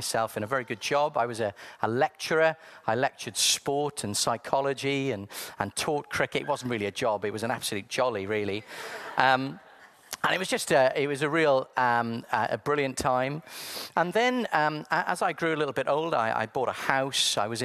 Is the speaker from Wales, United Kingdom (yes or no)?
yes; South Wales, United Kingdom; I was born in sunny South Wales.